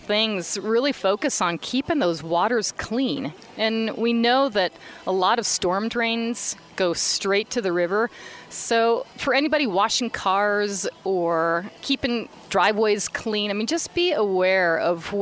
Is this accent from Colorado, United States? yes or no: yes; Boulder, Colorado, United States; now in Missoula, United States; I grew up in Boulder, Colorado